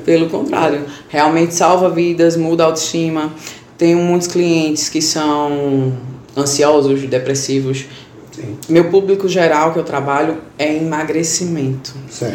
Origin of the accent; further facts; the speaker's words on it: Bezerros, Pernambuco, Brazil; Sou da cidade de Bezerros